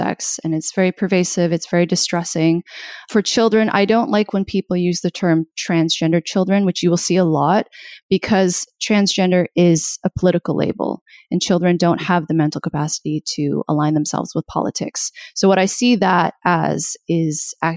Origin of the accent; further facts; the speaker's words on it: Canada; I'm Canadian.